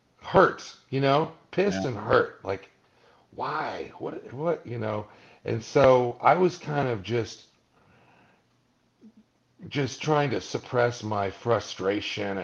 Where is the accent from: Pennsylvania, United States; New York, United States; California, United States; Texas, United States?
California, United States; Malibu; having grown up in Malibu, it was like, well, this is my hometown.